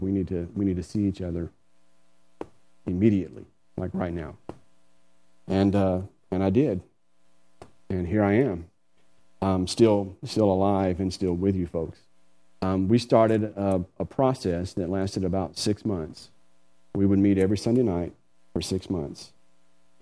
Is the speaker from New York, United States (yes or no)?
no; Georgia, United States; moved away as an adult; now in Taylor, Texas, United States; I'm from Georgia originally. I had family there